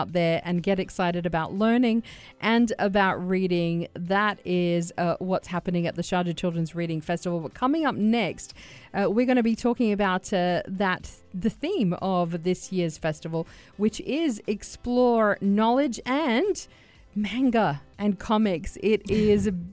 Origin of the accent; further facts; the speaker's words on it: Australia; now in United Arab Emirates; as an Aussie